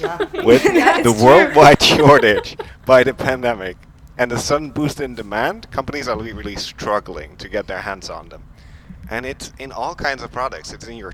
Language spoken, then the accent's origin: English; Netherlands; moved away as an adult; now in Brussels, Belgium; I recently joined the App Association as a communications manager in Brussels. I'm originally from the Netherlands, but I've been living in Brussels for the last couple of years.